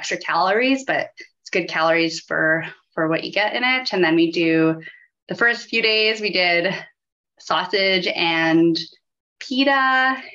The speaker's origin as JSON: {"language": "English", "town": "Saskatoon", "region": "Saskatchewan", "country": "Canada", "tie": "born or raised there", "said": "I grew up in Saskatoon, and I feel like that's so different compared to some of the mountain areas"}